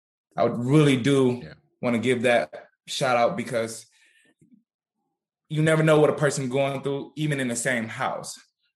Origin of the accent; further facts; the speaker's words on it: Inkster, Michigan, United States; moved away as an adult; now in Pittsburgh, United States; I'm not in Inkster no more, but that is my hometown and I miss it